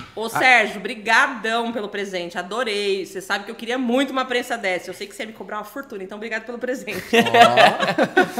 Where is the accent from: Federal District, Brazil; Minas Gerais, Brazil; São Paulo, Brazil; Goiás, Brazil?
São Paulo, Brazil; Pederneiras; now in São Paulo, Brazil; no Distrito Industrial de Pederneiras, que é a cidade onde eu nasci